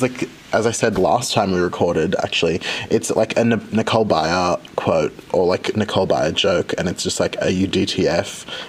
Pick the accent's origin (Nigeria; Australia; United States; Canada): Australia; I am from Australia. So I'm like sitting in a classroom in Brisbane, Australia at the moment.